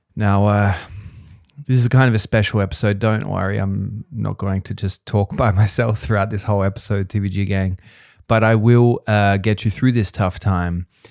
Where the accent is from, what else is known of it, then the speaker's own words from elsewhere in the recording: Australia; now in Vienna, Austria; I'm not Austrian. I'm an Australian